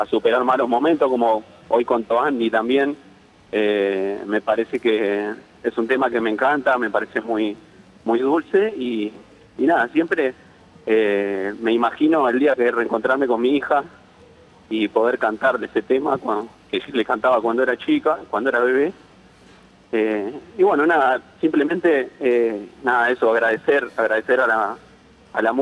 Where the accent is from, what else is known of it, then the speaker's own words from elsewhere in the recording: Palomar, Buenos Aires Province, Argentina; Bueno, nada, primero eh, soy de Palomar, así que estoy muy referenciado